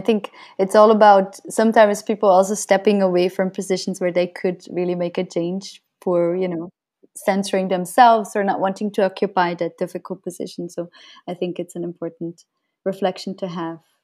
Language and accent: English; Switzerland; moved away as an adult; now in Brazil; I grew up in Switzerland